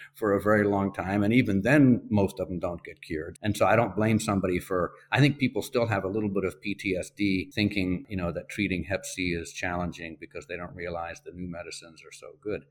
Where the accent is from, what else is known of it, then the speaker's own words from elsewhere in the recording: Spain; moved away; I grew up in Spain